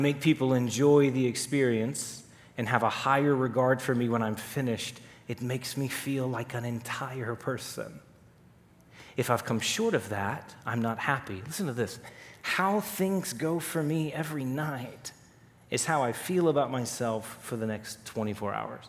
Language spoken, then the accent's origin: English; Texas, United States; I grew up in Texas